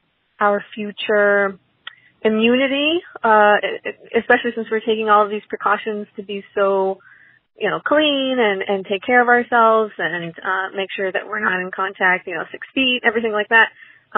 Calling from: San Diego, California, United States; I'm calling from San Diego.

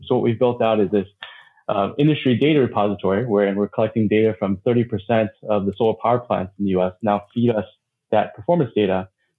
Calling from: Honolulu, Hawaii, United States; I'm joining from Honolulu, Hawaii.

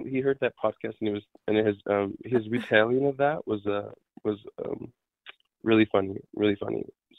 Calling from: Bay Area, California, United States; We're calling in from the Bay Area.

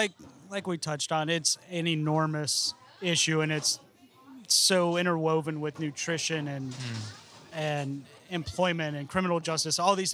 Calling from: Florida, United States; I mean, I'm speaking from Central Florida, so

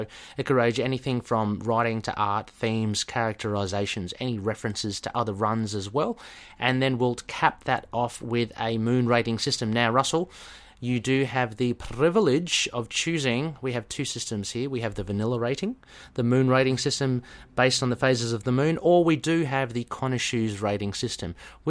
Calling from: Australia; Yeah, I mean, I'm talking from Australia.

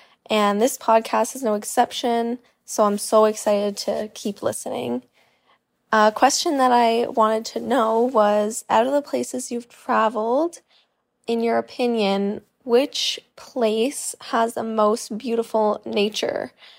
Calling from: Toronto, Ontario, Canada; I'm listening from Toronto, Canada.

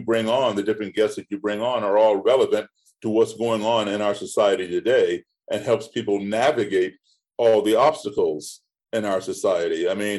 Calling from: Bratislava, Bratislava Region, Slovakia; I'm tuning in from Bratislava, Slovakia.

